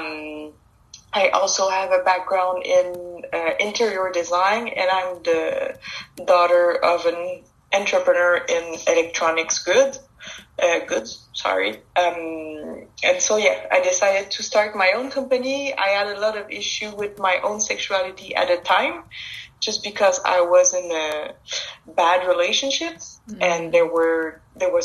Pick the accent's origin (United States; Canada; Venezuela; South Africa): Canada; Quebec; It's a French name. I'm from Quebec in Canada.